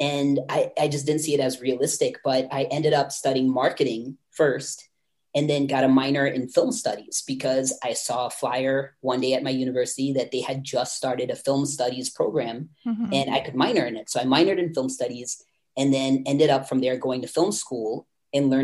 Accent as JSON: {"language": "English", "region": "North Carolina", "country": "United States", "tie": "born or raised there", "said": "I grew up in North Carolina, which is on the East Coast of the United States, and more specifically, I guess, considered the South"}